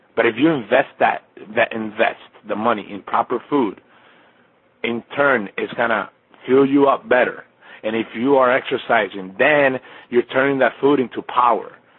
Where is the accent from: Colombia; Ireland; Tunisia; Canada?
Colombia; moved away; being half Colombian, I was born in Colombia, in Colombia